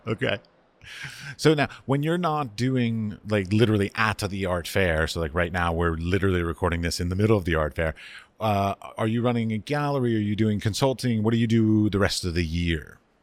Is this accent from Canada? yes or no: no; United States; also born or lived in Middle East; now in Prague, Czech Republic; I'm an American. I've lived in the Middle East. I now live in Prague.